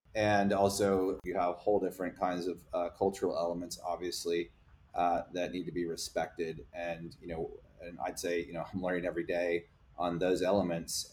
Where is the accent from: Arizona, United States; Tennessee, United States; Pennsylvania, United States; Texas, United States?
Texas, United States; I'm also a Texan American